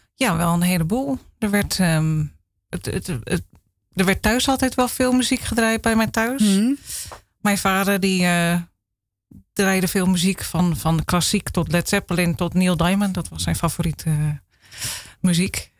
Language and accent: Dutch; Zaanstreek, North Holland, Netherlands; Ik ben geboren in de Zaanstreek